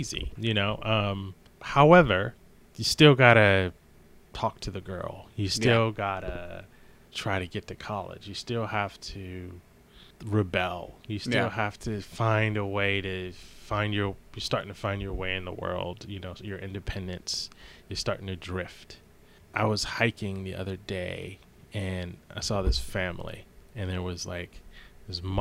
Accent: Maryland, United States; I'm from Maryland, but like the whole high school, and I went to high school in Maryland

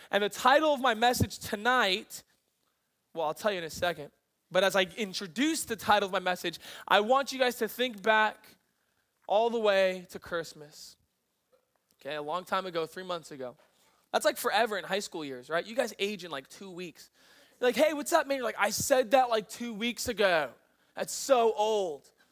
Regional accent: East Coast, United States; moved away as an adult; I'm from the East Coast

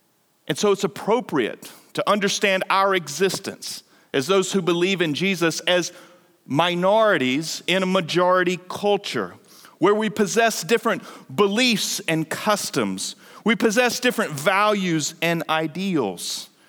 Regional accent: North Carolina, United States; as a kid growing up in Eastern North Carolina, I was a couple hours away from my grandparents.

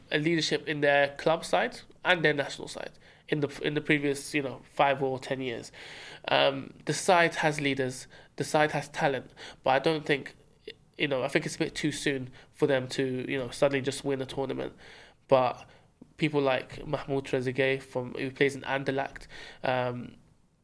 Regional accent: Egypt

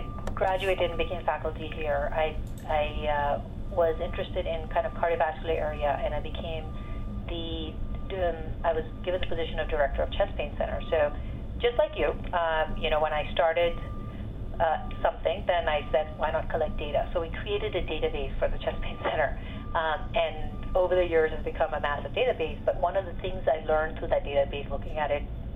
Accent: Pakistan; moved away as an adult; now in United States; I grew up in Pakistan and I went to medical school there, and I started medical school when I was 16.

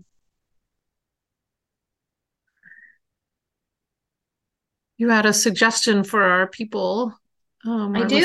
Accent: Arkansas, United States; born or raised there

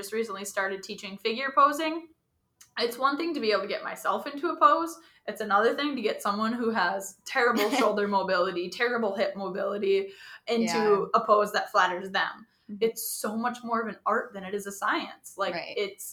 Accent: Wisconsin, United States; I grew up in Wisconsin

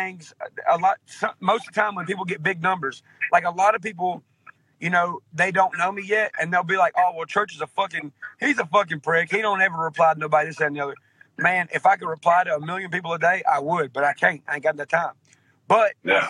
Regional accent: outskirts of Nashville, Tennessee, United States; accent: real southern accent; I was born in Nashville, Tennessee. I was raised on the outskirts of Nashville, Tennessee in a small town.

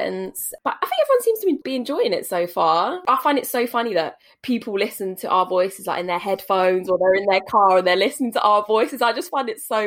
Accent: Essex, East of England, United Kingdom; also born or lived in Canterbury; I've lived in Essex basically forever.

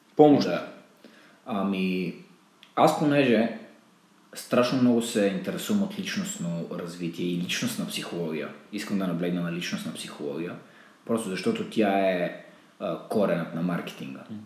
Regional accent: Botevgrad, Sofia Province, Bulgaria; born or raised there; moved away

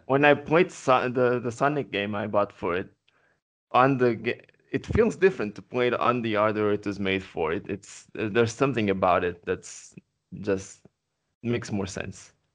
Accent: Portugal; first language Portuguese; English is a second language; I'm not a native English speaker. I'm from Portugal.

